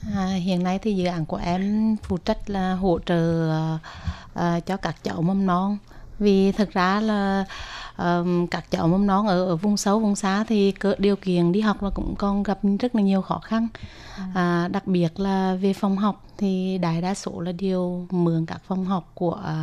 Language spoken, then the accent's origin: Vietnamese; Huế, Thua Thien Hue, Vietnam; mình đến từ uh, thành phố Huế, tỉnh Thừa Thiên Huế